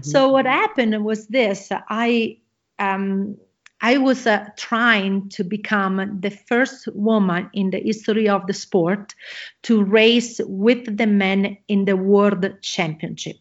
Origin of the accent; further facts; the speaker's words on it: Italy; English is a second language; moved away; I am originally from Italy. You probably gonna hear my accent